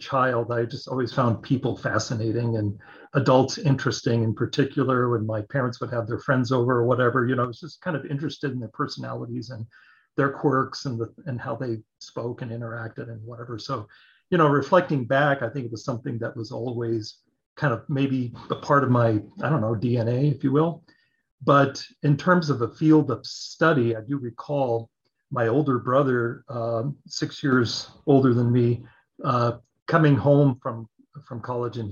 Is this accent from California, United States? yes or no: yes; Orange County, California, United States; I grew up in Orange County, California